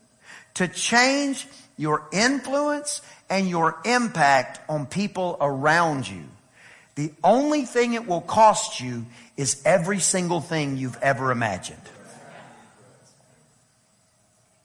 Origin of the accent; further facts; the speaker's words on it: East Texas, United States; I'm from East Texas